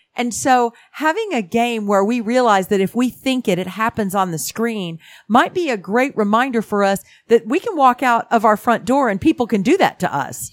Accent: Houston, Texas, United States; also born or lived in California; I grew up in Houston, Texas. I'm from California, but I spent most of my childhood in Houston, Texas.

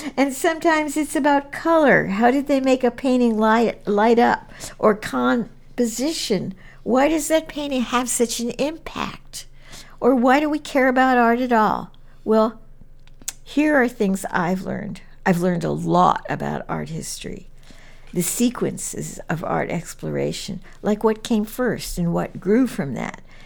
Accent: New York, United States; moved away; since I grew up in New York, museums was just part of life in New York

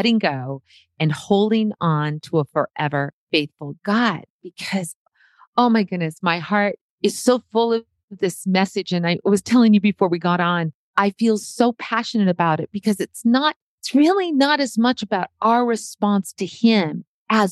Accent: Montana, United States; from Montana

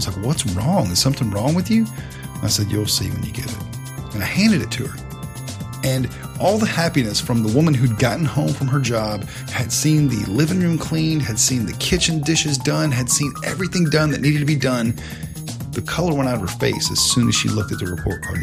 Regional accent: the South, United States; growing up in the South, I had a very healthy respect for my mom and dad

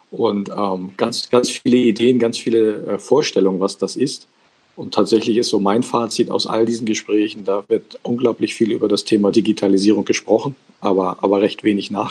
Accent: Hamburg, Germany; born there; ich bin geboren tatsächlich in Hamburg

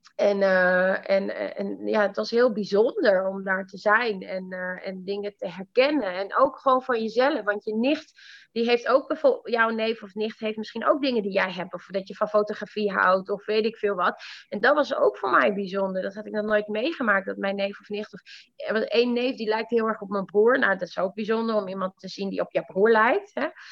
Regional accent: northern Netherlands, Netherlands; also born or lived in Iran; Ik kom echt uit het platteland in het noorden

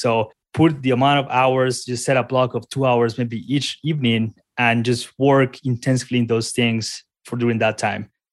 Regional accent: Colombia; moved away as an adult; now in Colorado, United States; I'm originally from Colombia, moved here to the United States a few years ago to college.

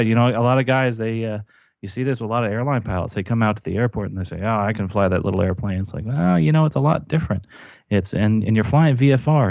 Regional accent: New Jersey, United States; I grew up in New Jersey near horse country

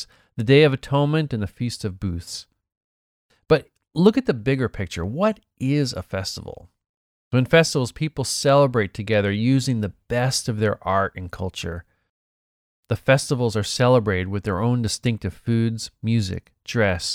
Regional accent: Boston, Massachusetts, United States; moved away; Growing up in Boston

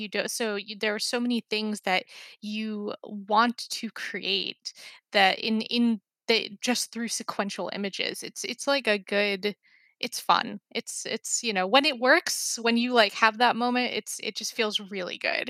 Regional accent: New York, United States; I grew up in New York, and I was, you know, raised in New York

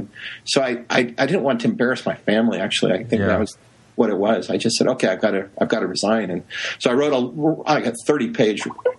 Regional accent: Holladay, Utah, United States; moved away as an adult; also born or lived in Uruguay; now in Stanford, United States; I was raised in Holiday, Utah, and near Salt. It's a suburb of Salt Lake.

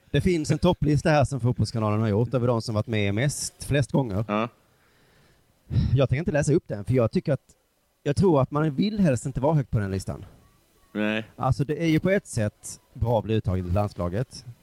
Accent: Halmstad, Halland County, Sweden; jag växte upp utanför Halmstad.

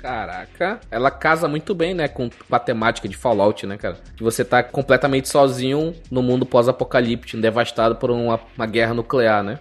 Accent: Brazil; a gente como brasileiro

